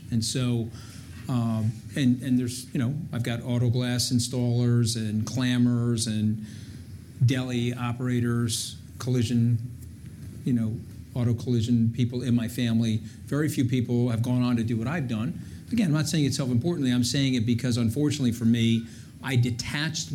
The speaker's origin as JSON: {"language": "English", "town": "Port Washington", "region": "New York", "country": "United States", "tie": "born or raised there", "said": "I grew up on Webster Avenue in Port Washington"}